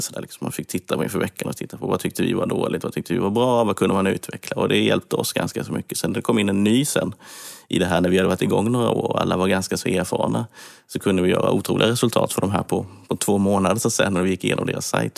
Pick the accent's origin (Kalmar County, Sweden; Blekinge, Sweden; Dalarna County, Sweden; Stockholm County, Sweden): Kalmar County, Sweden; Kalmar; accent: Småland; jag gick även högskolan i Kalmar där jag är uppväxt. Jag tror det hörs att jag är smålänning